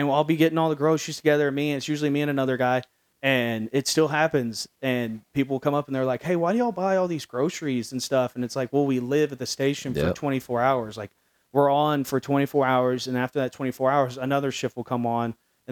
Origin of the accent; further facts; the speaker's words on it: Midlothian, Texas, United States; now in Dallas, United States; I grew up in Midlothian, which at the time was like a more rural community.